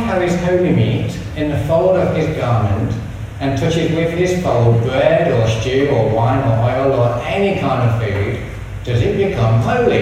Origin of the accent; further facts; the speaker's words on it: England, United Kingdom; moved away; So as you can tell from this strange accent, I'm English